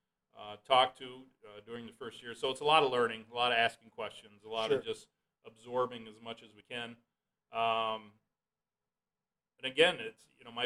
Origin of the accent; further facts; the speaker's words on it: Hart, Michigan, United States; my parents were both teachers in Hart, so, you know, kind of born and raised and grew up in that environment.